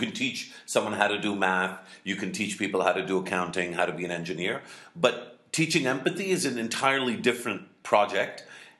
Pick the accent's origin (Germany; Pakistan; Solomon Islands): Pakistan